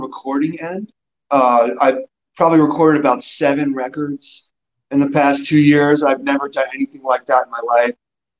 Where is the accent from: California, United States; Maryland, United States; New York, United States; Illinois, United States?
New York, United States; moved away as an adult; now in Denver, United States; I'm from New York, for those that don't know.